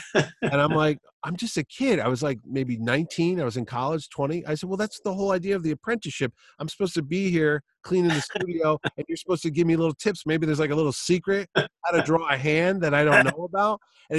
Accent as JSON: {"language": "English", "region": "Oklahoma", "country": "United States", "said": "I'm from Oklahoma."}